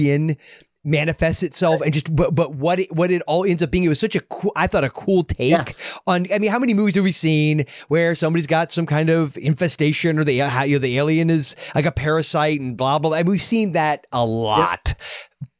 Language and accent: English; United States; when you're growing up in America in the 80s